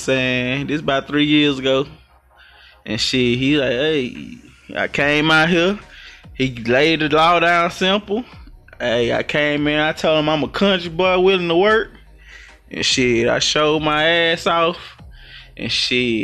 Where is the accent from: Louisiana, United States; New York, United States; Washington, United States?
Louisiana, United States; now in Houston, United States; I'm from Louisiana, let's get it right, 318